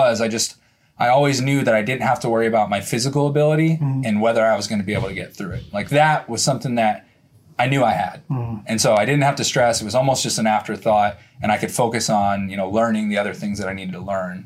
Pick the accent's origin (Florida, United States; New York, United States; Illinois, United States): Florida, United States; I grew up in Florida hunting and fishing